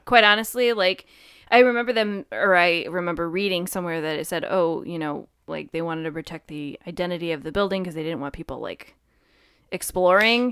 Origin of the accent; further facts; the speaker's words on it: Connecticut, United States; we're from Connecticut